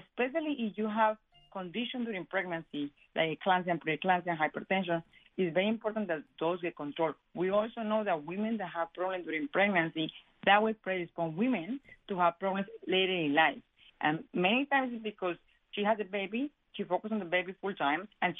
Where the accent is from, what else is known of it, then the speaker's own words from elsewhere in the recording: Colombia; moved away; I am Hispanic. I am from Colombia